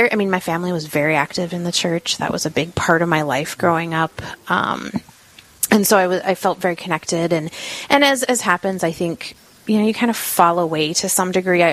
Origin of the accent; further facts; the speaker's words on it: Montevideo, Minnesota, United States; I was born and raised here in Montevideo